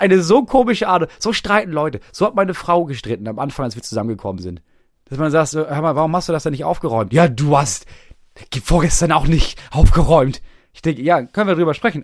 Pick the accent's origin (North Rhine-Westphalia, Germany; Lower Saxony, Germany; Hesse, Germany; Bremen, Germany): Bremen, Germany; moved away as an adult; wann bin ich aus Bremen weggezogen? Vor drei Jahren